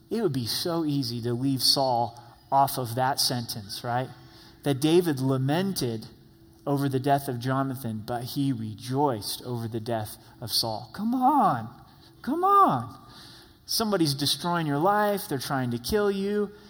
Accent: Ireland; People know me to be angry. I'm Irish. Go Irish, right? and we're known for our tempers

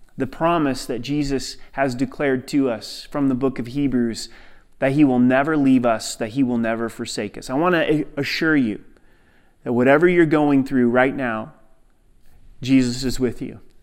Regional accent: Southern Oregon, United States; growing up in Southern Oregon, hunting was a part of the culture

